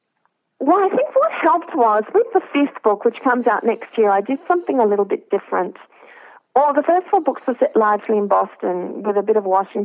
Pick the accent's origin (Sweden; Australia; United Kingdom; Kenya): Australia; I'm an Australian who's worked in journalism